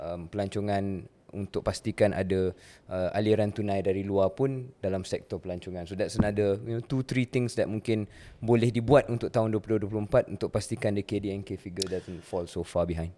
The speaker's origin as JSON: {"language": "Malay", "country": "Malaysia", "said": "Saya kenalkan diri saya orang Malaysia"}